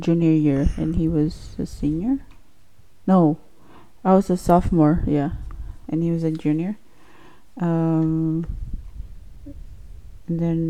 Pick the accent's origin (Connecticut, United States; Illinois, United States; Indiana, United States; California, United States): California, United States; Salinas; also born or lived in Mexico / Chico, California; I also was kind of raised in Salinas, but I'm also from Mexico, raised in Mexico